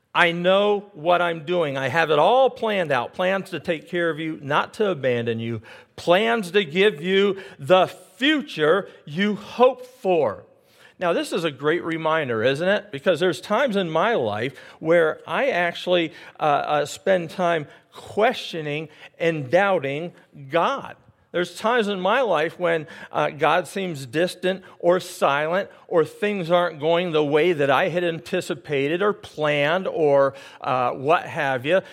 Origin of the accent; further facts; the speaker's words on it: United States; I'm not English and I'm American